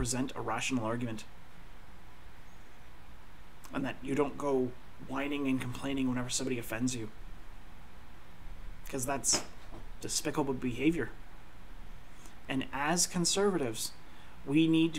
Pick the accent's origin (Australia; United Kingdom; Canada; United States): Canada; I'm Canadian.